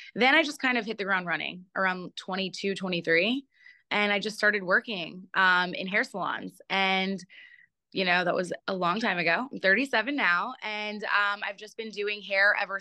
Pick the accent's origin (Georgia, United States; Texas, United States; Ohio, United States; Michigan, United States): Georgia, United States; Atlanta; also born or lived in Baltimore, Maryland; I was born in Baltimore, and I moved to Atlanta when I was 9. So I grew up in Atlanta